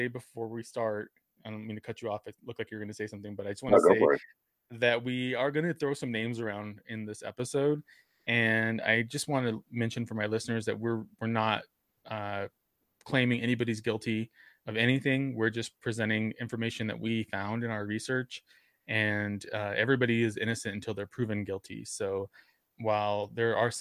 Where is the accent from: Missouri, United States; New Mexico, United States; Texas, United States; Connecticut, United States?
New Mexico, United States; Socorro; I grew up in Socorro, which is about 70 miles south of Albuquerque.